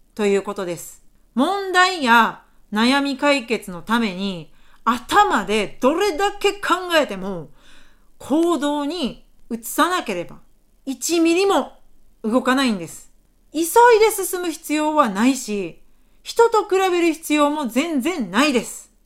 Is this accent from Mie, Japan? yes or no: yes; Mie, Japan; moved away as an adult; now in Osaka, Japan; 出身は三重県でして、現在は大阪に住んでおります